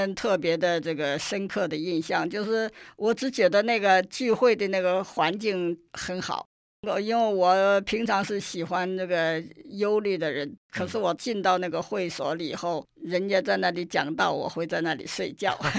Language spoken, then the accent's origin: Chinese; China; moved away; 因为在那个医院里头，那个时候我们只有三个从大陆来的护士，